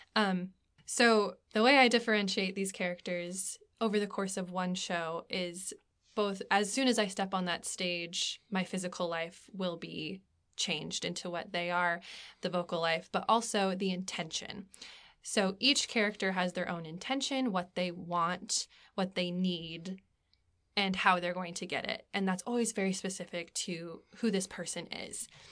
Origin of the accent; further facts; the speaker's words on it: Anchorage, Alaska, United States; moved away as an adult; now in Abingdon, Virginia, United States; I am originally from Anchorage, Alaska, the last frontier.